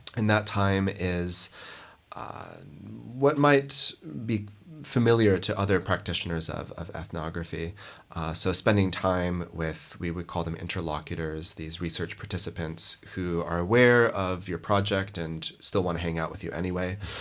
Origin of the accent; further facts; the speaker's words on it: Montana, United States; moved away; also born or lived in Lebanon; I grew up in Montana in the United States